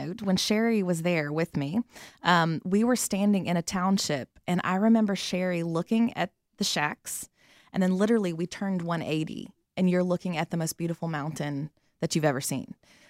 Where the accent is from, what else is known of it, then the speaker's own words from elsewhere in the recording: Atlanta, Georgia, United States; moved away as an adult; also born or lived in Birmingham, Alabama; now in South Africa; I'm originally from Atlanta.